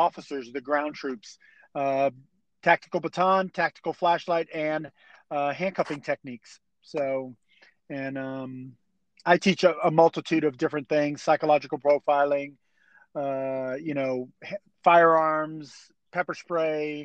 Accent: East Coast of Florida, United States; I grew up on the East Coast of Florida

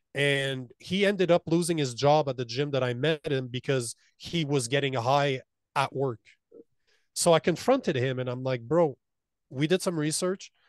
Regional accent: Canada; moved away as an adult; As a Canadian

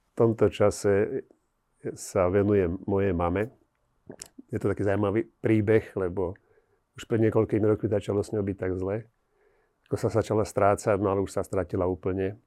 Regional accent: Slovakia

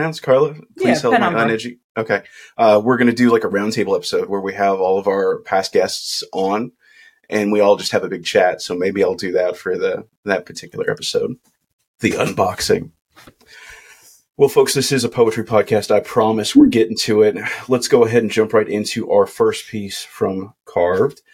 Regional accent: Kentucky, United States; I'm from Kentucky and I say soda too

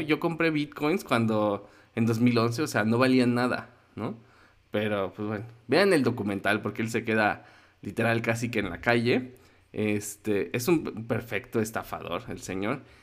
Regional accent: Mexico City, Mexico; como chilango

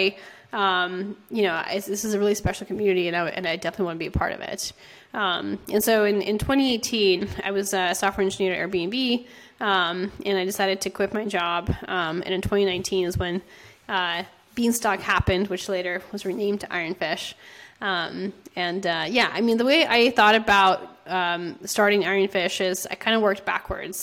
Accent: San Francisco, California, United States; I'm from San Francisco

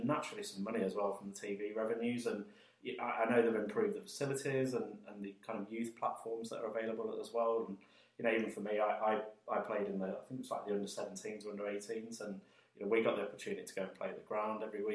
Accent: Chasetown, West Midlands, United Kingdom; I grew up in and around Chasetown

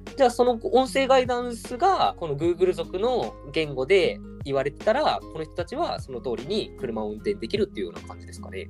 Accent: Kitanagoya, Aichi, Japan; 僕らの地元で龍泉寺の湯

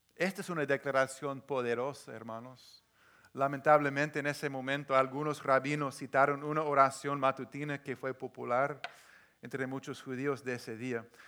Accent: the Northwest, Pacific Northwest, United States; yo crecí aquí en, en el Northwest, esa gente tan cerrada

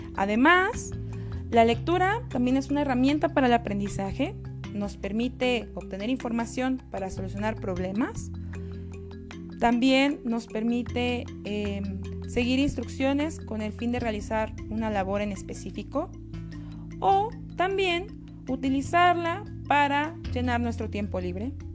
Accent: Mexico; los mexicanos leemos

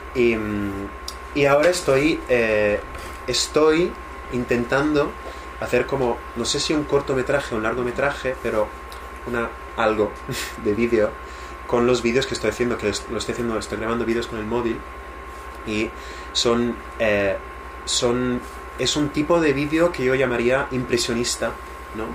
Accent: Italy; moved away; mi pueblo en Italia

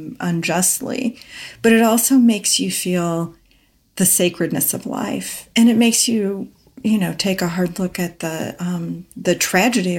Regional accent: Kansas, United States; grew up partly in the Midwest, which is where I grew up. I'm from Kansas

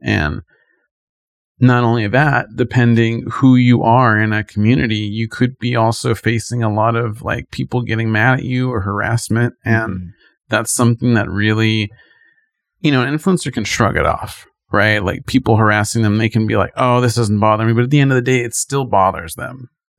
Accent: Hollywood, California, United States; Growing up in Hollywood, we saw maybe actors like at the red carpet

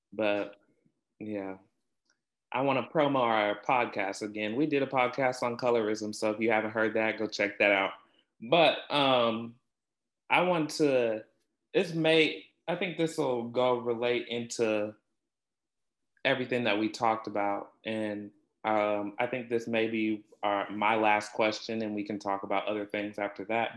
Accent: Topeka, Kansas, United States; I'm from Topeka

